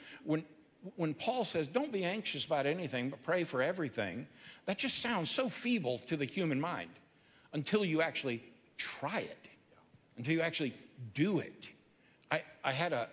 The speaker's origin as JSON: {"language": "English", "region": "Georgia", "country": "United States", "said": "I'm from Georgia"}